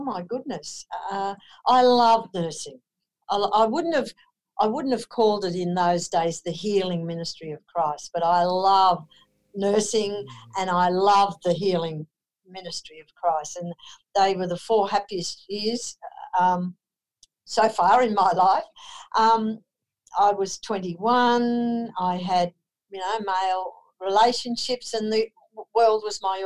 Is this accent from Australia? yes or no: yes; Queensland, Australia; also born or lived in Killarney, Queensland / Brisbane; I'm a Queenslander. So I was born in Killarney in Queensland, one of eight children. My dad was a policeman, so we had the wonderful joy of moving from country place to country place